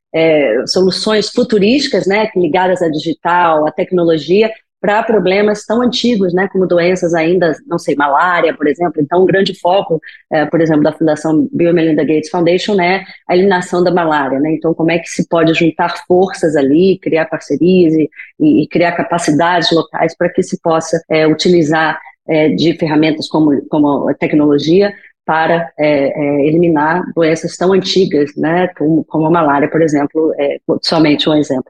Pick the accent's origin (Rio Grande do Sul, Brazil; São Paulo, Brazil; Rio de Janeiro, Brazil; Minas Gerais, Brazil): Rio de Janeiro, Brazil; moved away; eu sou é, brasileira, natural do Rio de Janeiro, meu sotaque não escuta não esconde